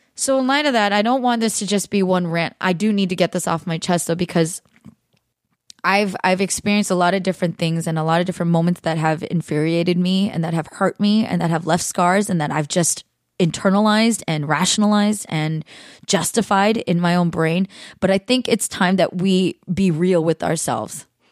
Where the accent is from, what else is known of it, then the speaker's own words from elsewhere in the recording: California, United States; I've spent my 3 plus decades here in the United States growing up in California